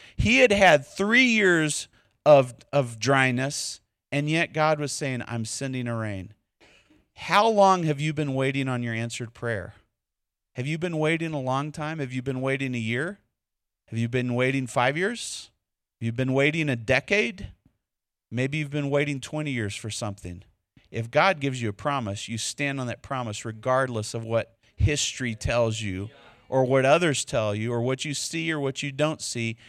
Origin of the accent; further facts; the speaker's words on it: Texas, United States; accent: Texas; my Texas accent